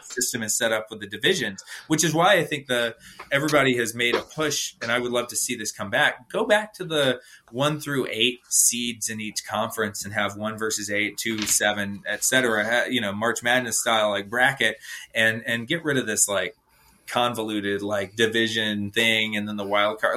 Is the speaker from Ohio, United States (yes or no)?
no; Atlanta, Georgia, United States; I'm from Atlanta